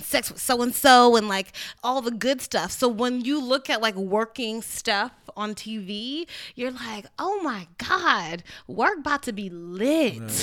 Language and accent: English; Trinidad & Tobago; also born or lived in Orlando; I'm Trinidadian